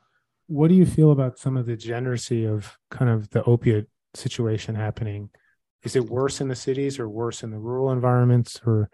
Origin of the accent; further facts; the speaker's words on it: Brazil; also born or lived in Chile; I grew up in South America, in Brazil